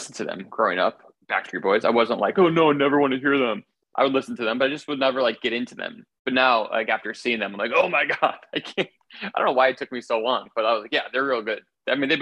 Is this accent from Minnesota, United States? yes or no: no; Milwaukee, Wisconsin, United States; now in New York City, United States; I grew up in Milwaukee